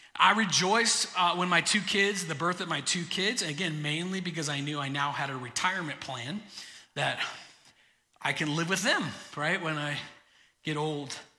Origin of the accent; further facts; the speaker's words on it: Florida, United States; moved away; I grew up in Florida.